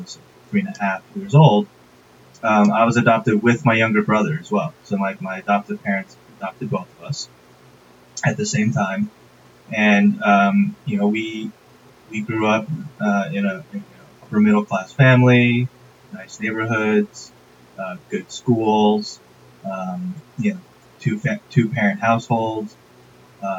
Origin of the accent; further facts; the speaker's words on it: Westchester, New York, United States; now in Fort Lee, United States; I grew up in Westchester, New York.